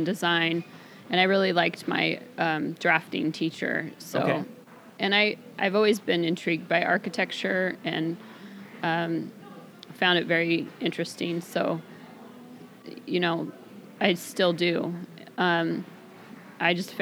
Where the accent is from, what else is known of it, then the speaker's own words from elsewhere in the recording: Salem, Oregon, United States; moved away as an adult; also born or lived in Idaho; now in Camano Island, United States; I grew up in Salem, Oregon